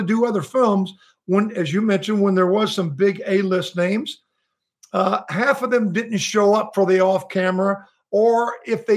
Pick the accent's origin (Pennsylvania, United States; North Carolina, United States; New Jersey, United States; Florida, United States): Florida, United States; South; also born or lived in Tennessee / West Palm Beach / California; now in San Diego, United States; my early years were Southern Florida and a year or two in Tennessee